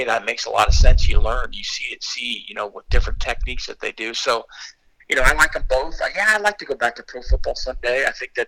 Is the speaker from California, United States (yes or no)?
yes; Torrance, California, United States; moved away as an adult; also born or lived in Michigan; I grew up in Torrance